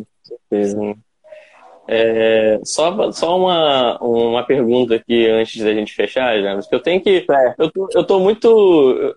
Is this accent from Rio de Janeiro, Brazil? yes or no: yes; Campos dos Goytacazes, Rio de Janeiro, Brazil; Eu sou da cidade do interior do estado. Eu sou de Campos dos Goitacazes